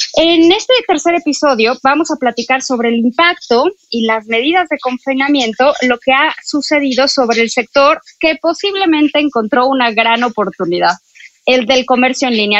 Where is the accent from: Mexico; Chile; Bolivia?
Mexico